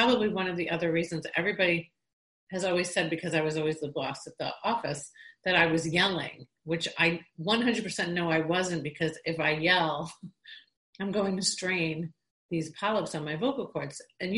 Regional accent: Long Island, New York, United States; you know, I'm from Long Island, New York. And it's people, not everybody speaks like that from Long Island, New York.

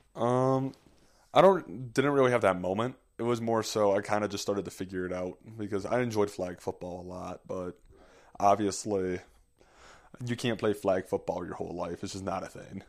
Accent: Green Bay, Wisconsin, United States; moved away; also born or lived in Park City; Growing up in Green Bay

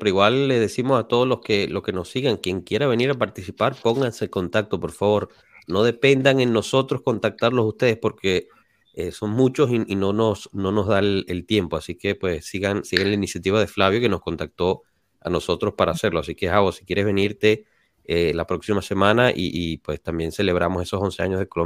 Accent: Turin, Piedmont, Italy; Torino, Torino.

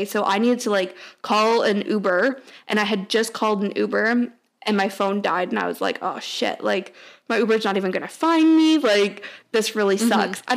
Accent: Toronto, Ontario, Canada; I was from Toronto

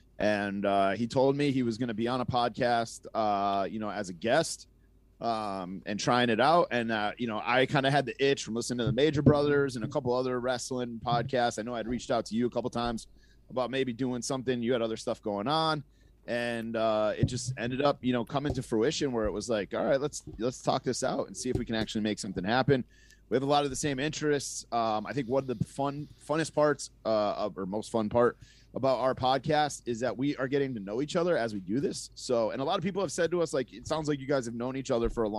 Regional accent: Massachusetts, United States; she had it in Connecticut, but I grew up in Mass, and in Mass we didn't get TBS.

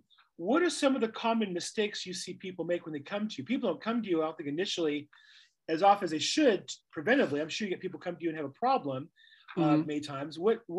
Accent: Santa Monica, California, United States; I was born in Santa Monica. I'm a native as well.

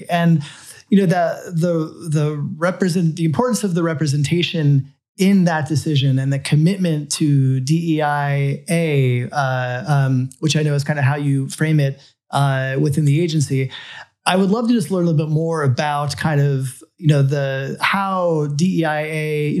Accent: Florida, United States; especially space nerd growing up in South Florida, I've been following the program for a very long time.

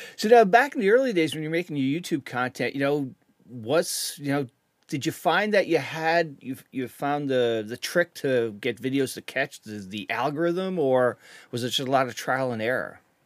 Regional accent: Connecticut, United States; I'm from Connecticut

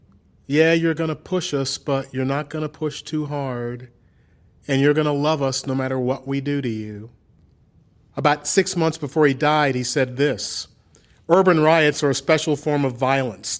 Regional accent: Memphis, Tennessee, United States; in my hometown

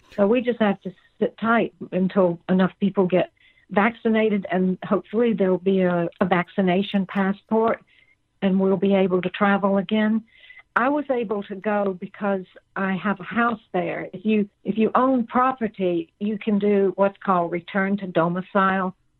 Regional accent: Georgia, United States; I grew up in Georgia where it's hot

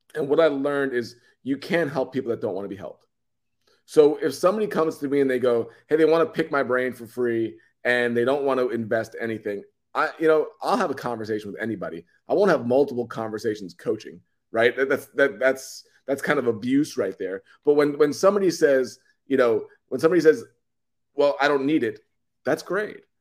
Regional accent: New York City, New York, United States; I come from New York. I'm, I'm originally from Long Island in Queens

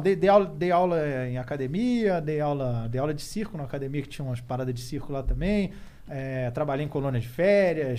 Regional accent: Rio de Janeiro, Brazil; moved away; also born or lived in Curitiba; Sou carioca. Morei muito tempo no Grajaú.

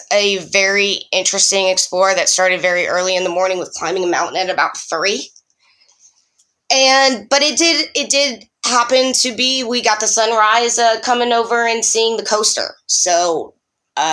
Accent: Florida, United States; now in Detroit, United States; I'm from Florida

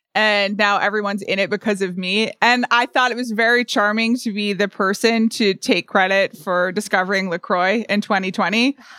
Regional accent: United States; an American

